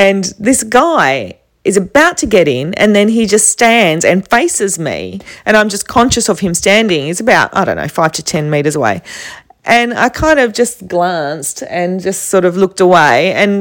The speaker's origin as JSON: {"language": "English", "town": "Perth", "region": "Western Australia", "country": "Australia", "said": "I'm from Perth, you know, the place that no one knows"}